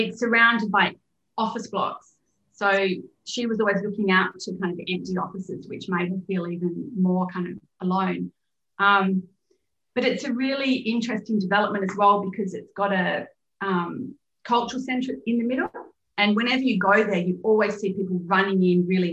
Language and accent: English; Perth, Western Australia, Australia; moved away as an adult; also born or lived in London, United Kingdom; I grew up in Perth when there was a serial killer on the loose for years